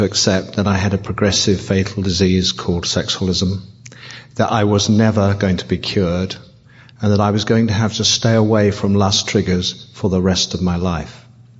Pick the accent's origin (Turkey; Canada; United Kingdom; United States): United Kingdom; England; I'm …. I'm a sexaholic from England.